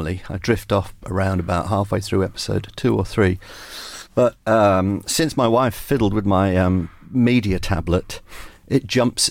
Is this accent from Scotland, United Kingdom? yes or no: no; South Wales, United Kingdom; also born or lived in Cardiff / Ystrad Mynach / Bridgend / Cwmbran; I was born in 1955 in Cardiff in South Wales, in a part of Cardiff called Adams Down